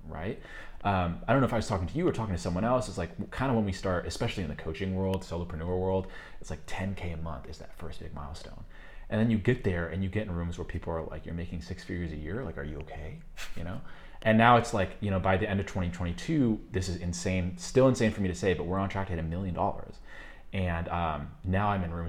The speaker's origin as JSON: {"language": "English", "area": "just outside of Chicago", "region": "Illinois", "country": "United States", "tie": "born or raised there", "also_born_or_lived": "New York, United States / Colombia", "moved": "yes", "said": "I grew up just outside of Chicago, very economically depressed"}